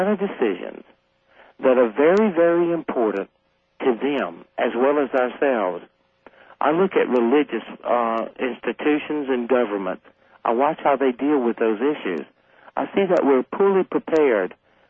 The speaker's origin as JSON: {"language": "English", "region": "Deep South", "country": "United States", "tie": "born or raised there", "said": "And I figured if anyone would go to hell, it would be me, based on the nature of growing up in the Deep South."}